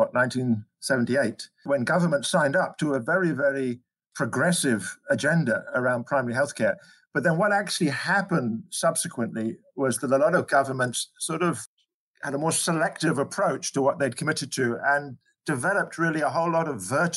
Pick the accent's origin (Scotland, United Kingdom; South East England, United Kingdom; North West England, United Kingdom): Scotland, United Kingdom; moved away as an adult; now in South Africa; I came here from Scotland, actually, originally, where I trained as a general practitioner